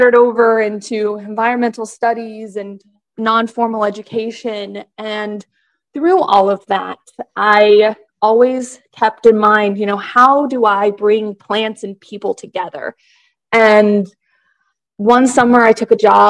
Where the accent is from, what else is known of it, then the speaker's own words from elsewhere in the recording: Kansas, United States; moved away as an adult; now in Delaware, United States; I'm not from Delaware. I'm originally from Kansas